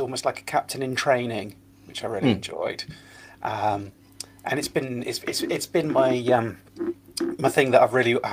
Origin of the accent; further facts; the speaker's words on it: Lincoln, East Midlands, United Kingdom; my hometown of Lincoln